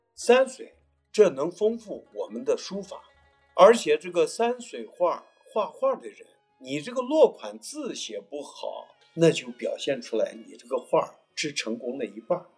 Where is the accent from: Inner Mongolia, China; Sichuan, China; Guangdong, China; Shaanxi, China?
Shaanxi, China; Baoji; 我是宝鸡人，我也是从事书画也都是五十多年了